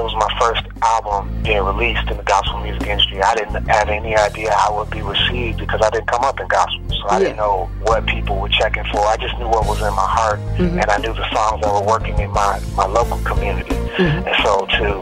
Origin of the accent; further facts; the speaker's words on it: Chicago, Illinois, United States; now in Houston, United States; I'm from Chicago originally, the west side of Chicago, and I grew up in the, choirs in my church